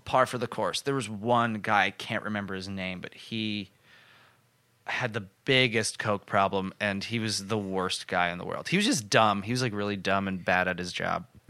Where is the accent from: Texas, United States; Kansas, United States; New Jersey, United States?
New Jersey, United States; I worked at the Applebee's in my hometown